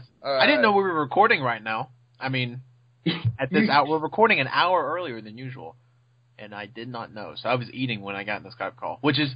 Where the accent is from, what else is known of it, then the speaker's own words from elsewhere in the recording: the South, United States; I'm from the South!